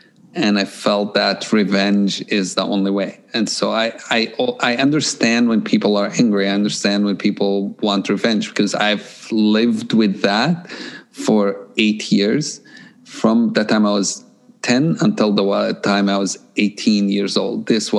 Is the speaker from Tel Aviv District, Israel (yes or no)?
no; Jerusalem, Jerusalem District, Israel; English is a second language; So I grew up in Jerusalem, and I grew up in a time of conflict and a time of a lot of shootings and tear gas and so on.